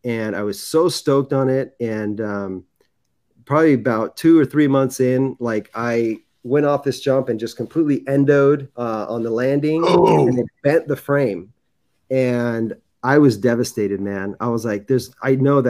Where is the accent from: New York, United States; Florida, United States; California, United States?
California, United States; San Clemente; I grew up in San Clemente. It's Orange County, right by the beach